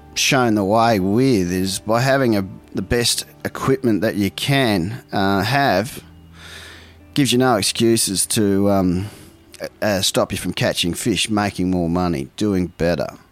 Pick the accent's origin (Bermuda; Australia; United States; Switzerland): Australia; Port Lincoln, South Australia; born or raised there; also born or lived in Ballina, New South Wales